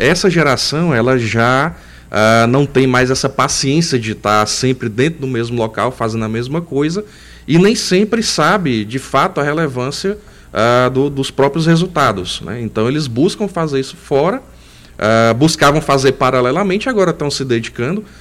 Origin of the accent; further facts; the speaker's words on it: Northeast Region, Brazil; como eu sou nordestino, estou aqui